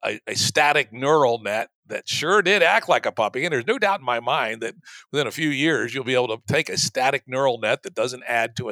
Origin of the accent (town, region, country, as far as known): the South, Southern United States, United States; born or raised there; moved away as an adult; also born or lived in Bay Area